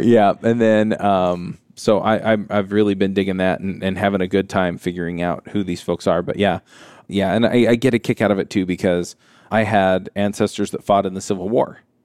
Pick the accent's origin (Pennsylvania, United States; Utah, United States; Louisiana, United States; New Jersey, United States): Utah, United States; If you're from Utah and I'm from Utah